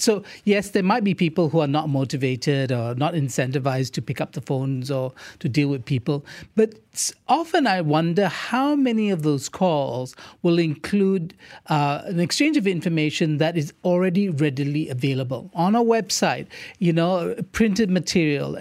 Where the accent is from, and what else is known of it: Malaysia